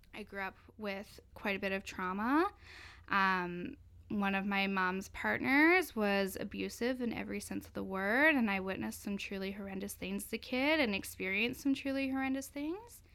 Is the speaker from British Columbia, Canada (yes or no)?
yes; Cowichan Valley, British Columbia, Canada; now in Victoria, Canada; I'm from the Lykes and First Nation, which is located in the Cowichan Valley in the Gulf Islands